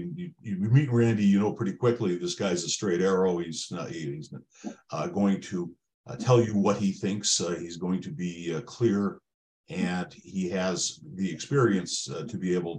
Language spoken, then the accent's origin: English; Highland Park, Illinois, United States; now in Lake Forest, United States; I grew up in Highland Park, and Highland Park is today much more of an urban downtown than right. It was when I was growing up there.